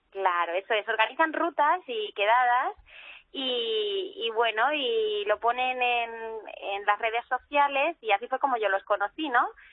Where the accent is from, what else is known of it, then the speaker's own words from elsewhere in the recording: Toledo, Castilla-La Mancha, Spain; soy toledana